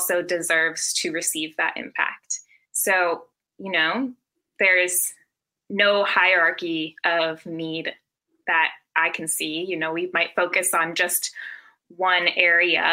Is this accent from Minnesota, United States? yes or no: yes; Minnesota, United States; I'm also from Minnesota